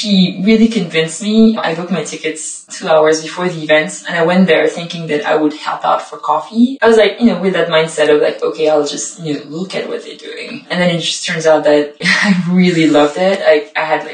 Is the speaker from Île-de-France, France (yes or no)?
yes; Paris, Île-de-France, France; moved away as an adult; also born or lived in Montpellier, France; now in London, United Kingdom; I'm originally from Paris, but I've been studying and living and working in the south of France for a couple of years before moving here